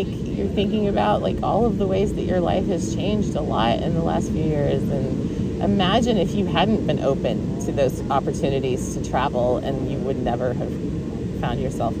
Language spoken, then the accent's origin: English; Texas, United States; Because we're from Texas, right?